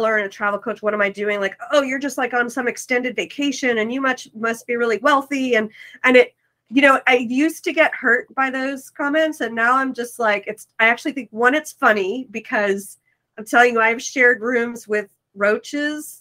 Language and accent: English; New York City, New York, United States; moved away; I'm from New York City